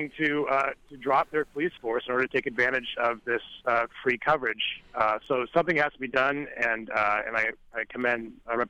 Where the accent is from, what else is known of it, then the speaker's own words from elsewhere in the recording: Alabama and Florida, the South, United States; now in Pennsylvania, United States; I grew up in the South, in Alabama and Florida, and where the sheriff's department plays a much bigger role in policing the region.